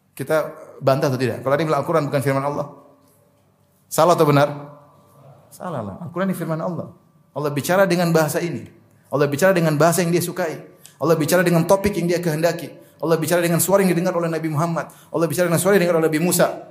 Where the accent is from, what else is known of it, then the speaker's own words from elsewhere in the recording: Papua, Indonesia; moved away; di kampung saya, di Papua